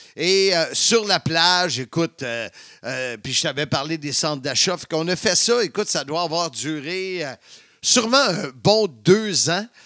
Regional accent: Salaberry-de-Valleyfield, Quebec, Canada; Valleyfield, ma ville natale, la ville de l'amour

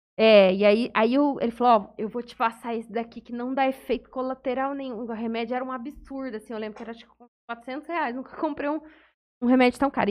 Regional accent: São José do Rio Preto, São Paulo, Brazil; also born or lived in Santa Fé do Sul; eu sou de São José do Rio Preto

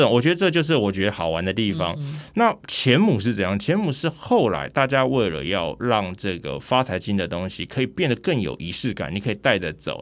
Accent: Taiwan

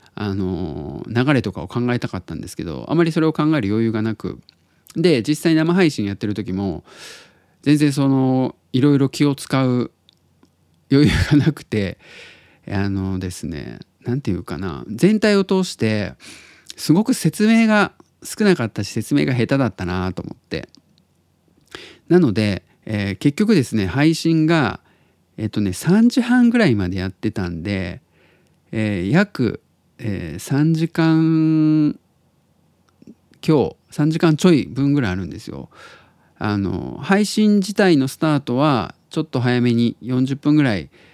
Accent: Tottori, Japan; now in Osaka, Japan; 鳥取生まれギターポップ育ちの刑事です大阪市在住です

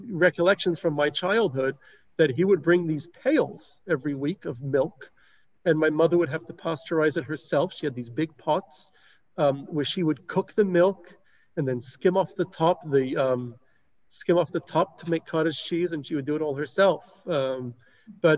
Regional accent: Melbourne, Victoria, Australia; where I grew up in Melbourne

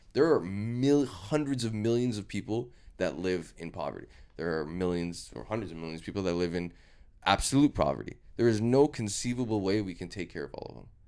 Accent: Canada; I'm Canadian

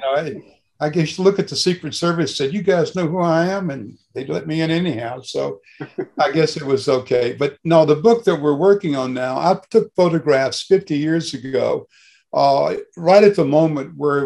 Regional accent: Mississippi Delta, United States; moved away as an adult; now in Carbondale, United States; I grew up in Mississippi. I grew up in cotton country. I was from the Delta of Mississippi

